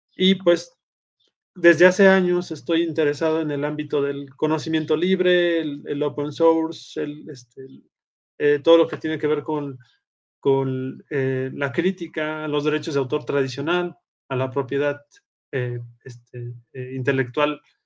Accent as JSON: {"language": "Spanish", "region": "Puebla", "country": "Mexico", "moved": "as an adult", "lives_now": "Aguascalientes, Mexico", "said": "vivo en Aguascalientes, México, este, aunque soy originario de Puebla"}